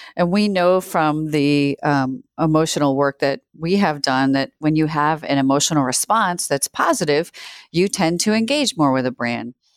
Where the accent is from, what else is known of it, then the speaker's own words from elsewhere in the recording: Worcester, Massachusetts, United States; also born or lived in New Zealand; now in Chicago, United States; I grew up in Worcester, Massachusetts, uh, which is a city of about one hundred eighty thousand people outside of Boston.